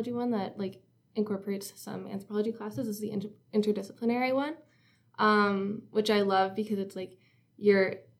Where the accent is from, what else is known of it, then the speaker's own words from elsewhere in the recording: Cobourg, Ontario, Canada; also born or lived in North Bay; I'm from Cobourg, which is like a little town on the lake, Lake Ontario